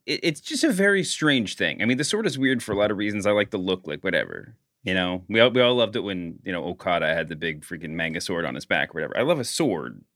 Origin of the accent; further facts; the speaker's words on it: Louisville, Kentucky, United States; I'm also from Louisville, Kentucky